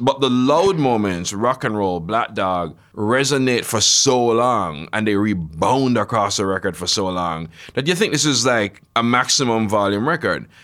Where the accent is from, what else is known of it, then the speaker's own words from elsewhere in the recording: Jamaica; I grew up in Jamaica